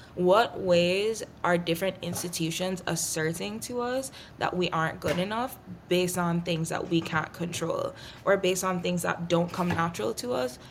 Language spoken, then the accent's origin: English; Jamaica; I grew up in Jamaica